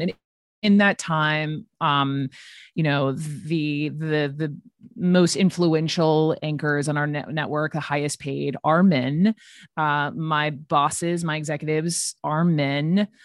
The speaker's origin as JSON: {"language": "English", "region": "the South", "country": "United States", "said": "I'm from the South"}